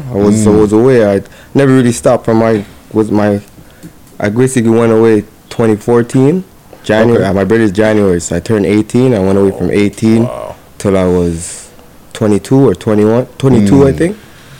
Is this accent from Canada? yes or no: yes; Toronto, Ontario, Canada; Life was crazy, you know? I lived in the real Regent Park where, nighttime came on, you had to go home.